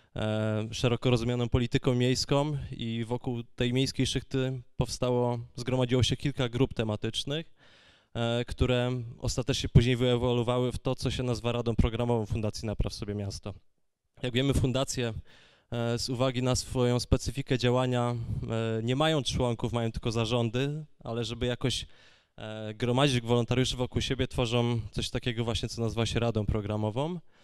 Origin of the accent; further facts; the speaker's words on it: Gliwice, Silesian Voivodeship, Poland; ja akurat z Gliwic